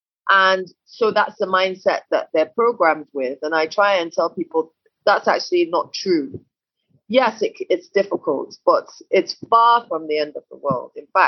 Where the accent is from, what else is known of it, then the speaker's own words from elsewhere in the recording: United Kingdom; And then when we passed through England, because I'm also British, and passed through there just to get her paperwork done and everything.